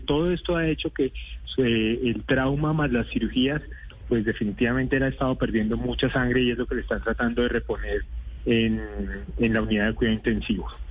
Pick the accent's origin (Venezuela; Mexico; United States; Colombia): Colombia; como cualquier colombiano